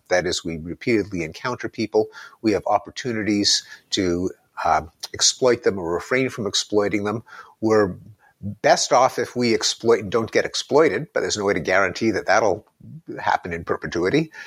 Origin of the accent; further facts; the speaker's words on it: Canada; as a Canadian boy, as a, a Commonwealth boy